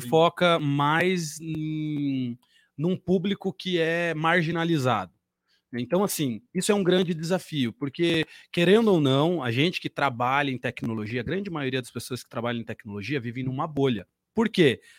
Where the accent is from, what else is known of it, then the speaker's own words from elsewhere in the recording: Curitiba, Paraná, Brazil; Jonatas e eu somos daqui de Curitiba